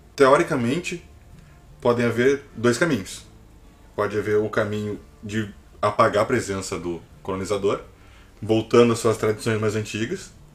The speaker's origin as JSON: {"language": "Portuguese", "country": "Brazil", "said": "somos brasileiros"}